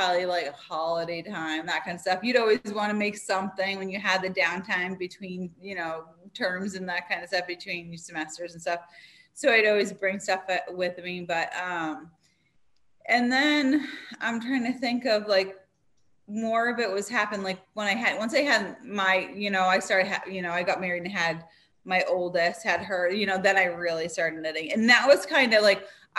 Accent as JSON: {"language": "English", "region": "Massachusetts", "country": "United States", "tie": "born or raised there", "also_born_or_lived": "Northern Vermont", "moved": "yes", "lives_now": "Vermont, United States", "said": "I grew up in Massachusetts"}